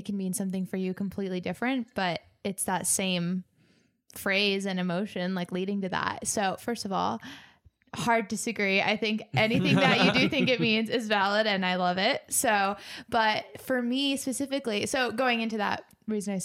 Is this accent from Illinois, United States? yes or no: no; Northern California, United States; now in Los Angeles, United States; I grew up in Northern California. And so when I moved to Los Angeles